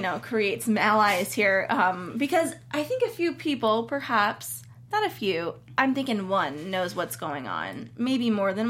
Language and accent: English; Cleveland, Ohio, United States; I'm from Cleveland.